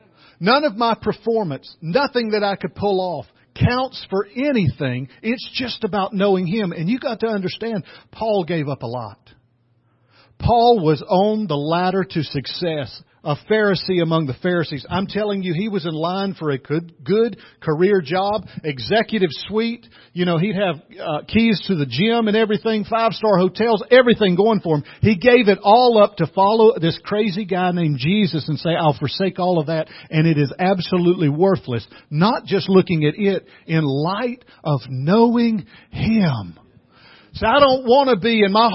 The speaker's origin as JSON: {"language": "English", "region": "the South", "country": "United States", "said": "I'm from the South"}